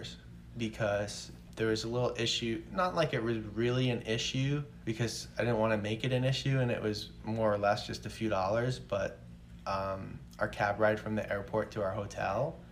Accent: New York, United States; my parents are New Yorkers, and I was born in New York

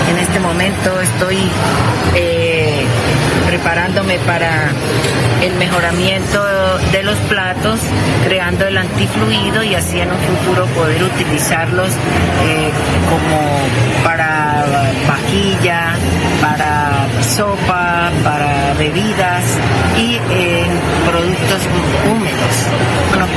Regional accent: Río de Oro, Cesar, Colombia; now in Bucaramanga, Colombia; Yo soy del Río de Oro Cesar, pero ya llevo de estar viviendo acá en Cucaramanga

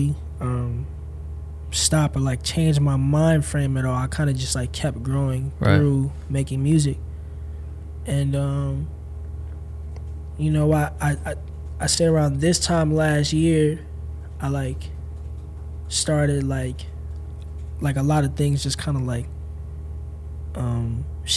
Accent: St. Louis, Missouri, United States; also born or lived in Illinois / Encino, Los Angeles; now in Los Angeles, United States; I'm from St. Louis, Missouri. I was born in Illinois, outside of Chicago. I was raised, I like moved after a month, and I moved to St. Louis with my family.

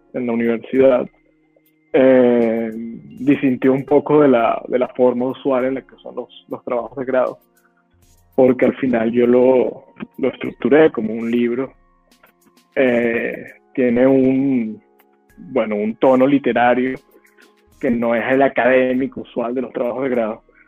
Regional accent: Venezuela; moved away as an adult; also born or lived in New York, United States; now in Medellín, Colombia; Yo desde que salí de Venezuela he estado entre Estados Unidos y Colombia

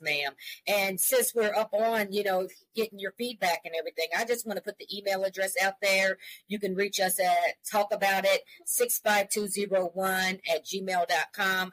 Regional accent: Columbia, Missouri, United States; we are a mother daughter duo. We're from Columbia, Missouri

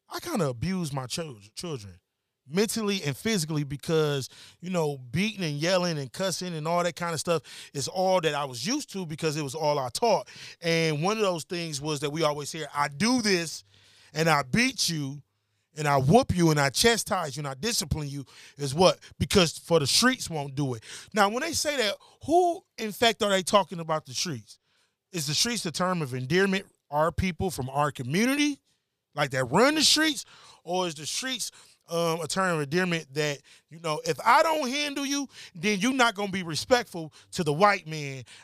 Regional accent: Detroit, Michigan, United States; I'm from Detroit, that. East Side, bro.

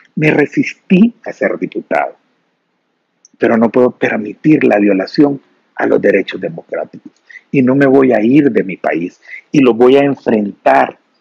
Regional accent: El Salvador; nosotros como salvadoreños

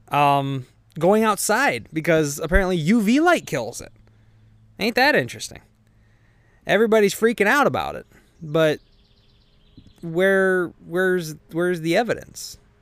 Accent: Illinois, United States; I am from Illinois

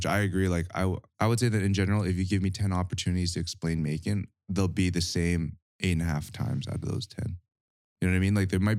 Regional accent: Edmonton, Alberta, Canada; I'm not from Calgary. Wait, are you not? Edmonton.

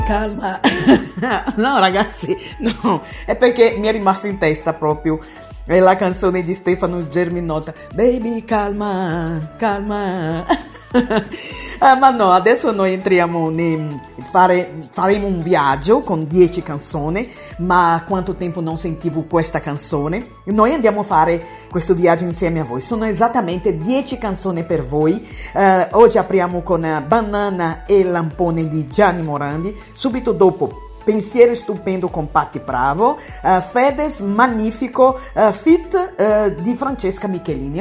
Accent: Bahia, Brazil; Italian is a second language; moved away as an adult; now in Italy; una brasiliana baiana che vive in Italia ormai da più di 30 anni

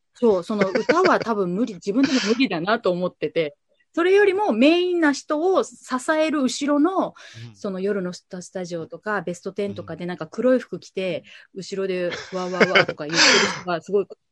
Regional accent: Kitakyushu, Fukuoka, Japan; moved away as an adult; also born or lived in Tokyo / New York; 今、えっと、地元北九州でラジオ局でパーソナリティとして喋らせていただいてる

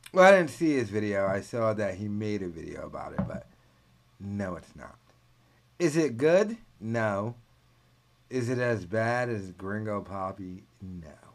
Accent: New England, United States; I'm from New England

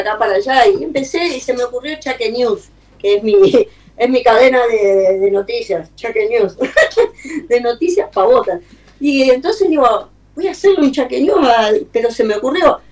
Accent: Corrientes, Argentina; now in New York, United States; soy correntina

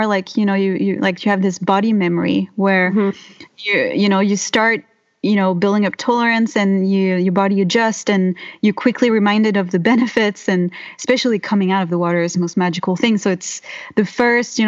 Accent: Mediterranean France, France; English is a second language; moved away as an adult; now in Bellingham, United States; I come from the Mediterranean in France.

